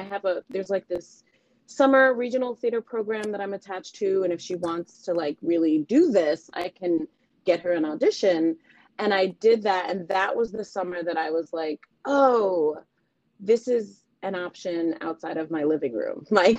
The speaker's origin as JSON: {"language": "English", "town": "New York City", "region": "New York", "country": "United States", "tie": "born or raised there", "said": "So to give you some of that backstory, I am from New York City."}